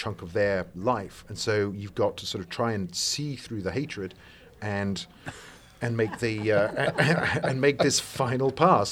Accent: England, United Kingdom; I'm English, not American. I try to hide it, but occasionally it creeps out

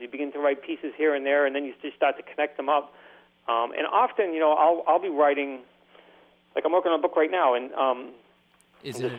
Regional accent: Boston, Massachusetts, United States; I grew up in in Boston, and like Brighton and Charlestown and South Boston

